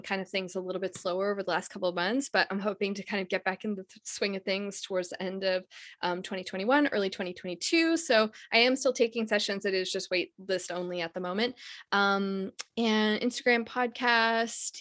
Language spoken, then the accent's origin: English; Canada; I'm from Canada, so I just came to the US